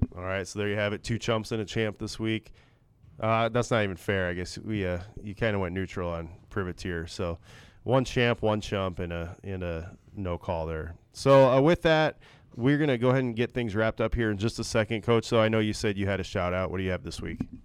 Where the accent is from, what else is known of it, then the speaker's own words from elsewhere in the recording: Northwest Iowa, United States; I grew up in Northwest Iowa